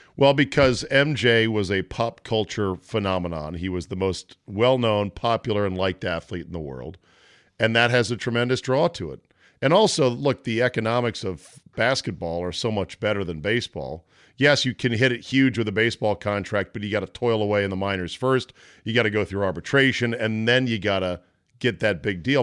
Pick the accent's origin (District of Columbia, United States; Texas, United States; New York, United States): District of Columbia, United States; Washington; Washington D.C., my hometown